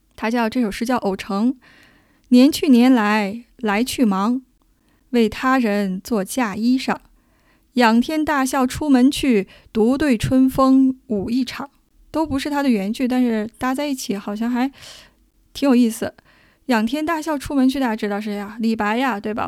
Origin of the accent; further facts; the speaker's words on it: China; 我们中国人